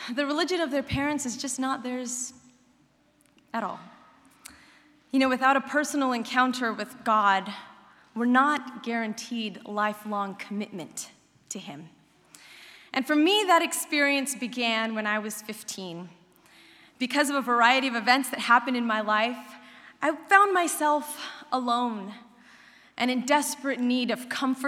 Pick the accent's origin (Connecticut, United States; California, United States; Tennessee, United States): California, United States; Central; also born or lived in Berrien Springs, Michigan; I'm from Central California